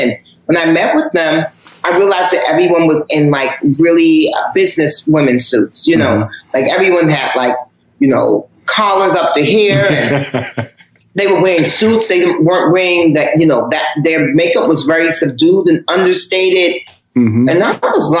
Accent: New York, United States; Because I'm the first generation of hip hop. And I'm born and raised in New York. So hip hop is my thing.

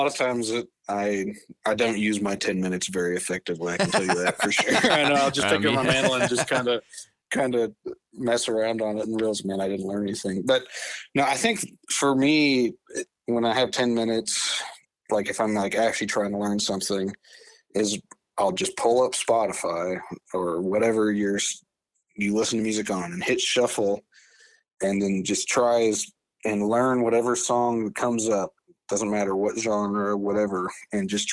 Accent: Fort Collins, Colorado, United States; moved away as an adult; now in Asheville, United States; I grew up in Northern Colorado, Fort Collins, where there's a ton of breweries.

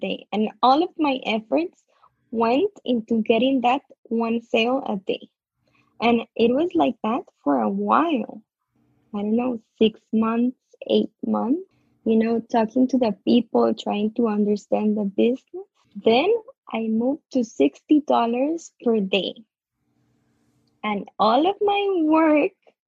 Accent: Costa Rica; I'm from Costa Rica

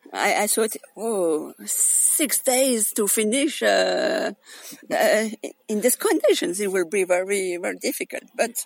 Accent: Alsace, Grand Est, France; I come from France in Alsace

